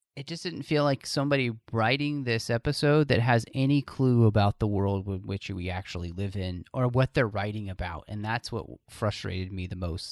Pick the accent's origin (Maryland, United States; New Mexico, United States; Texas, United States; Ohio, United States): Texas, United States; I'm from Texas